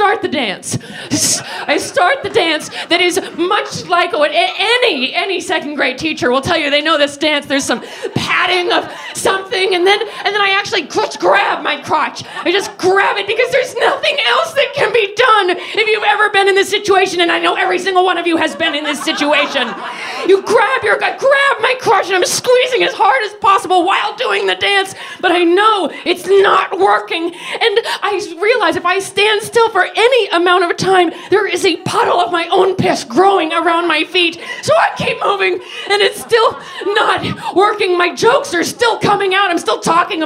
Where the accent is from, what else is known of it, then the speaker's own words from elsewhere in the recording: United States; I'm American